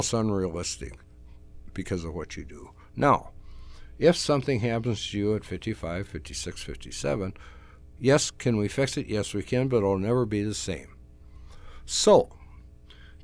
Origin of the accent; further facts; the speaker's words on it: South Haven, Minnesota, United States; now in Baxter, United States; I grew up in South Haven, Minnesota